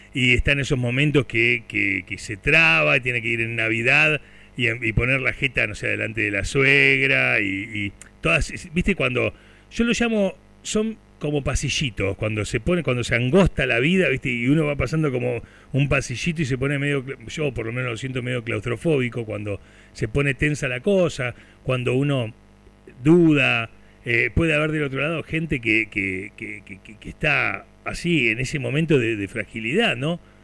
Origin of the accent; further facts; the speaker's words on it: Turdera, Buenos Aires Province, Argentina; yo soy nacido en Turdera